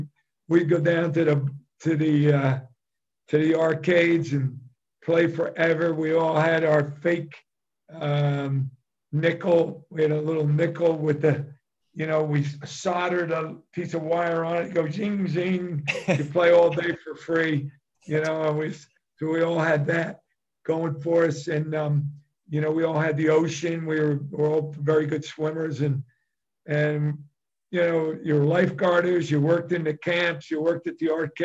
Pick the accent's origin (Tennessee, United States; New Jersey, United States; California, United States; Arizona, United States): New Jersey, United States; Asbury Park; I grew up on 3rd Avenue in Asbury.